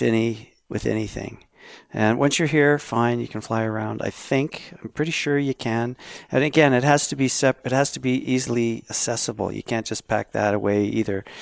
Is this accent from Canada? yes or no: yes; Canada